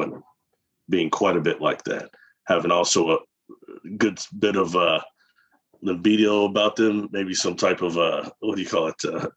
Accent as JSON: {"language": "English", "region": "Midwest", "country": "United States", "said": "I'm from the Midwest"}